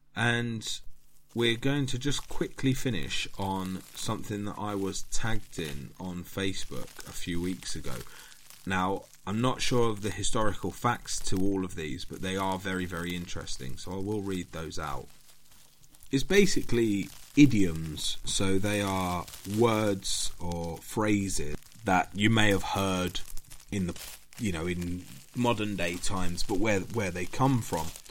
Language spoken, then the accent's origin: English; United Kingdom; being British